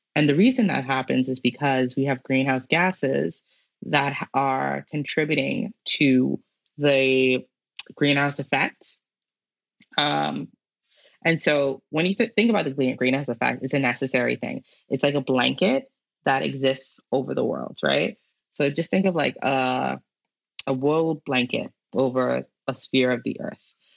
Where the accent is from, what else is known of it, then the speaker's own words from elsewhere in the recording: Bahamas; I am a Bahamian from the Bahamas